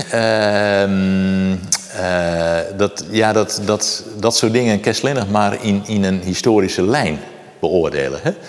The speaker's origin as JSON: {"language": "Dutch", "region": "Friesland countryside", "country": "Netherlands", "tie": "born or raised there", "said": "ik kom van de Gediek. Eh, dus ik in de 20e eeuw, doe ik opgroeide"}